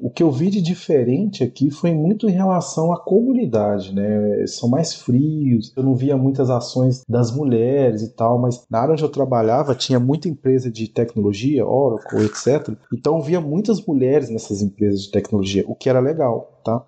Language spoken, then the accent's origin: Portuguese; Brazil; now in Portugal; a gente é brasileiro